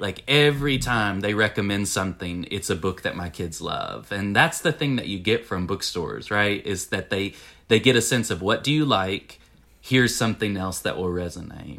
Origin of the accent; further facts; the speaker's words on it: Winchester, Tennessee, United States; I grew up in Winchester, Tennessee, and, and, uh, it's the same county where I live now